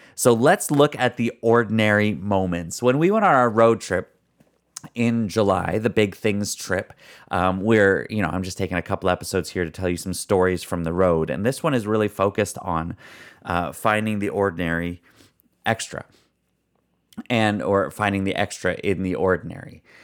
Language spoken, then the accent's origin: English; Canada; we're from Canada